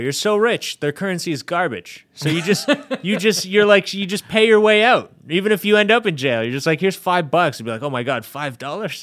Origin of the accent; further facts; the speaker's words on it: Canada; being Canadian